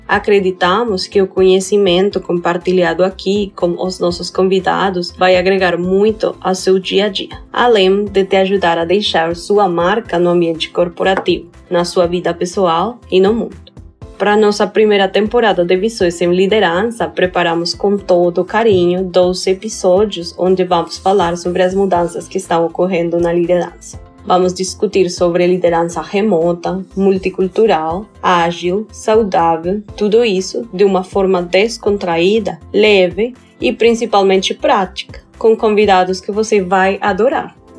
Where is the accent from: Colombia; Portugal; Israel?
Colombia; Portuguese is a second language; moved away